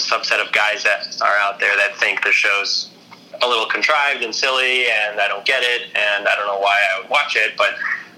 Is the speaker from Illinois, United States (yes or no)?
yes; Chicago, Illinois, United States; also born or lived in New York; now in San Francisco, United States; I actually grew up in the suburbs of Chicago